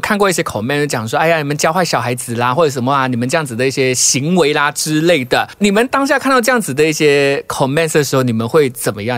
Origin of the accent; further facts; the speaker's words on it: Malaysia; 我们马来西亚就是有庆祝很多不同的节日嘛